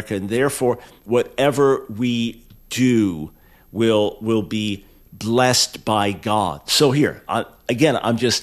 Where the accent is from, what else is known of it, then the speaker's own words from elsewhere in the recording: United States; I'm an American